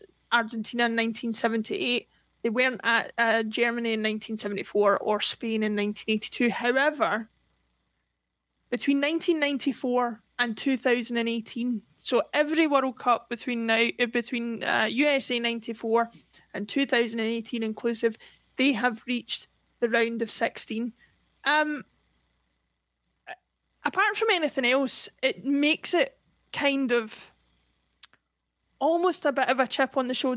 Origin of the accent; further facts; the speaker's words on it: Scotland, United Kingdom; as Scottish people